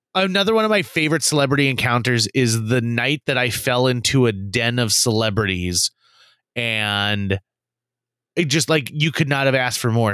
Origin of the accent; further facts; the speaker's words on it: Fargo, North Dakota, United States; we're from Fargo, North Dakota.